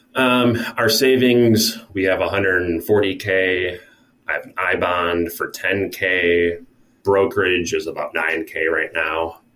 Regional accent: Minnesota, United States; now in North Carolina, United States; back to my home state of Minnesota

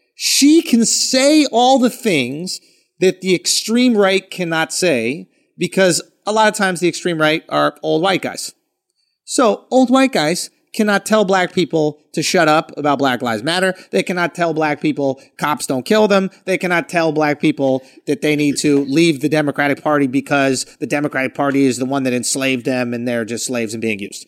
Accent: Philadelphia, Pennsylvania, United States; Northeast Philly.

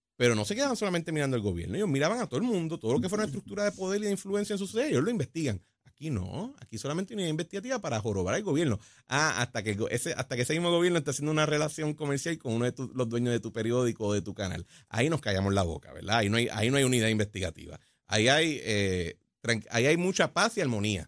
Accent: Puerto Rico; como los puertorriqueños siempre hacemos

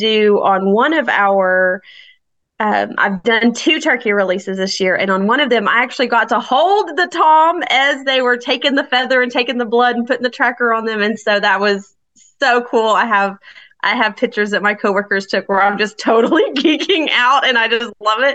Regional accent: Tyler, Texas, United States; So I am from Tyler. I'm an East Texas girl. I'm a Piney Woods girl.

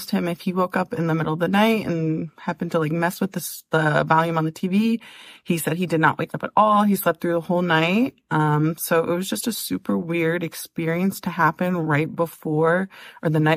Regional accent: Ohio, United States; We're from Ohio

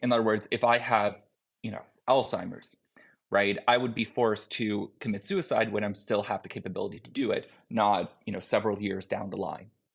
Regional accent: Canada; I'm a Canadian citizen

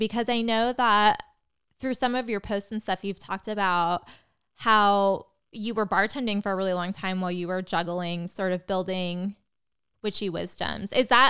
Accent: Phoenix, Arizona, United States; he's from my hometown

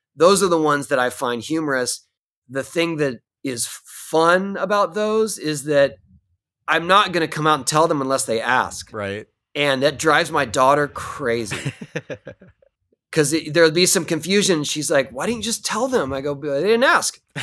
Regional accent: San Diego, California, United States; I grew up in San Diego

